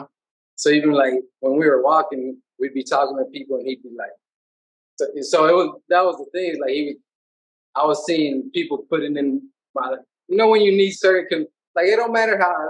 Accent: Houston, Texas, United States; I'm a big Houston, you know, representer of my hometown city. I love other cities, but, you know, if you're, I'm born and raised here, and, you know, I represent Houston to the max.

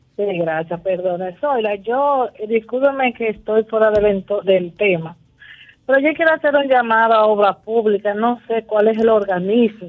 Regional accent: Cibao, Dominican Republic; yo que soy del Cibao

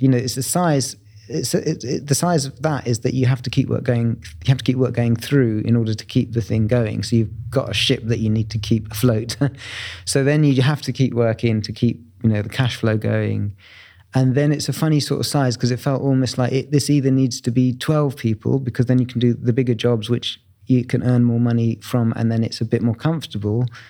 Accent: Bromley, London, United Kingdom; I grew up in southeast London in Bromley, um, which is where I was born

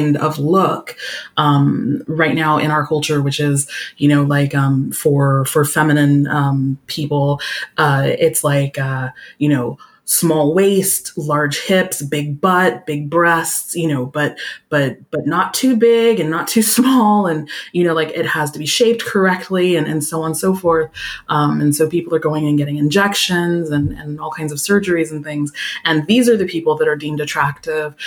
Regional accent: United States; moved away as an adult; now in France; I'm from the United States

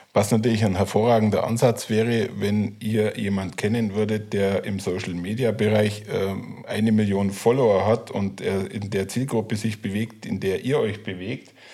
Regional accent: Allgäu, Bavaria, Germany; Ich bin totaler Südländer als Allgäuer

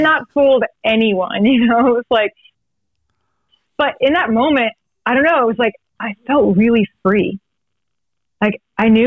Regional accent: Texas, United States; if you're growing up in Texas

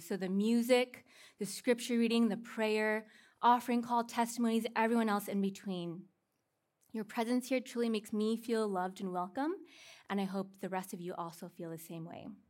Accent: Seattle, Washington, United States; now in California, United States; I'm from Seattle

